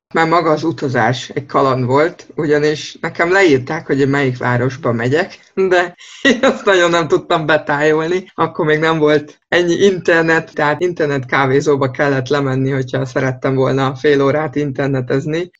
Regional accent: Budapest, Hungary; moved away as an adult; also born or lived in Tyrol, Austria; Budapesten születtem sok-sok évvel ezelőtt. Az első 22 évemet ott is töltöttem el, ott érettségiztem

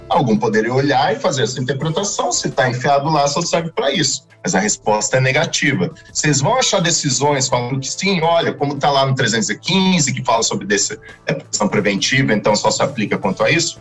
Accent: Vale do Paraíba, São Paulo, Brazil; Eu sou da região do Vale do Paraíba

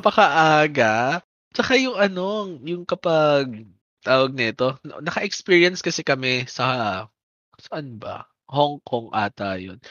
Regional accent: Manila, Metro Manila, Philippines; now in Bacoor, Philippines; nung dito sa Bacoor, uh, hindi kami ganoon nag ganon kapares yung pag-celebrate ng fiesta compared yung taga-Pandakan kami

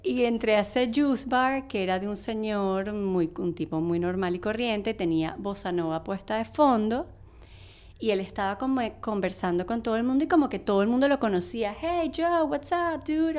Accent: Venezuela; moved away as an adult; now in New York, United States; yo me vine de Venezuela

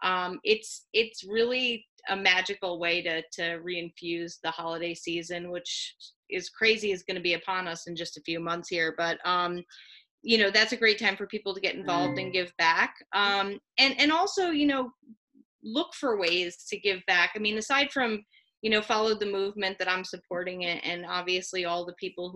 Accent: New York, United States; moved away; I'm originally a New Yorker

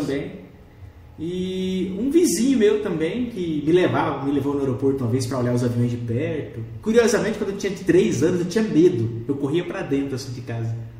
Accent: Rondonópolis, Mato Grosso, Brazil; Eu nasci aqui em Rondonópolis

